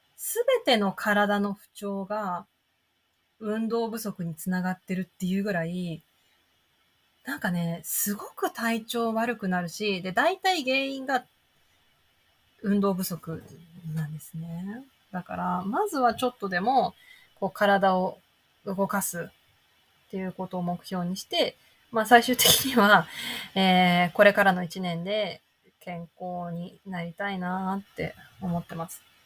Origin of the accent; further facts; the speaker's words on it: Hokkaido, Japan; also born or lived in near Tokyo; 私北海道生まれ北海道育ち